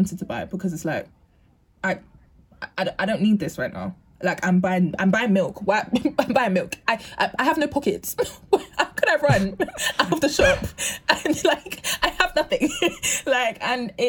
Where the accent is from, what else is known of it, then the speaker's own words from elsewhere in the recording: London, United Kingdom; where I'm from East London